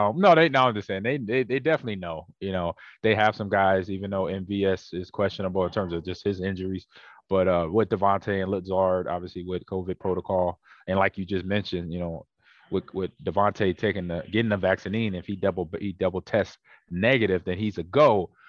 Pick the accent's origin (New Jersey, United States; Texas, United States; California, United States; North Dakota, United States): Texas, United States; I was in Texas, I was in Green Bay, I was, the you know, being a Texan